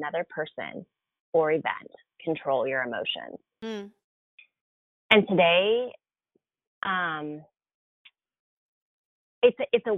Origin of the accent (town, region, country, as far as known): Seattle, Washington, United States; born or raised there